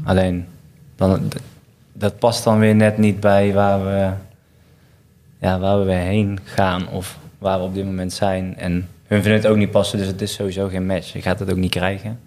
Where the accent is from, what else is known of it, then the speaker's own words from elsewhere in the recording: Waalwijk, North Brabant, Netherlands; Ik kom uit Waalwijk